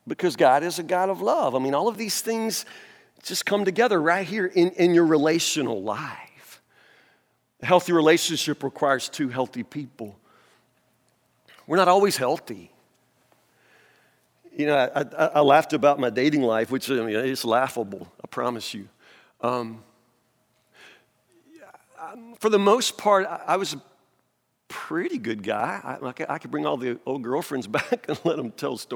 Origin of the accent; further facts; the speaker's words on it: United States; I'm preaching in my hometown